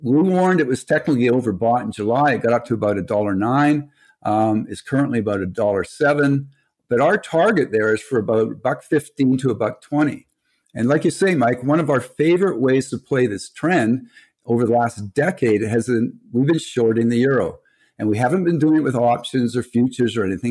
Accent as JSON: {"language": "English", "country": "Canada", "said": "we're Canadian"}